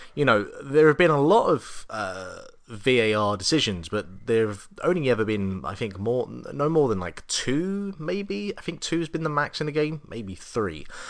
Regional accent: England, United Kingdom; now in Ireland; being an Englishman

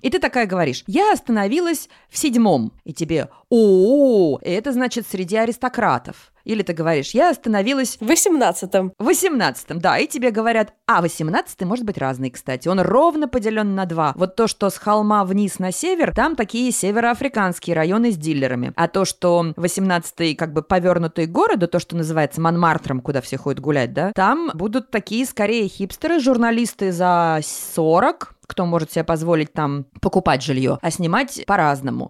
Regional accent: Saint Petersburg, Russia; moved away as an adult; also born or lived in United States; now in Paris, France; а жила я изначально в Петербурге, я родилась в Петербурге, потом жила в Америке и в конце концов оказалась во Франции

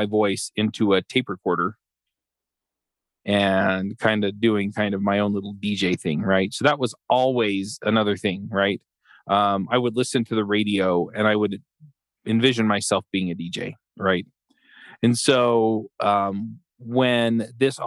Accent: Utah, United States; also born or lived in Atlanta; I was born here in Utah before they went to dental school

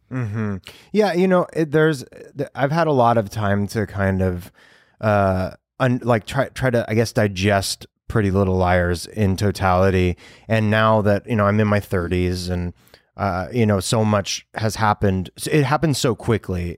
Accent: Los Angeles, California, United States; I know all of Los Angeles because growing up here

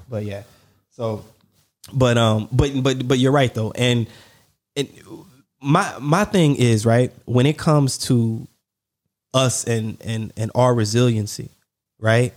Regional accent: the South, United States; Growing up in the South

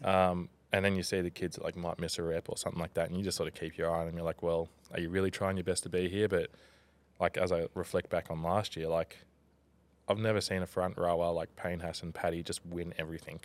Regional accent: Tweed Heads, New South Wales, Australia; also born or lived in Gold Coast, Queensland / Canberra / Brisbane; I'm a proud Bungeelung man from Tweed Heads.

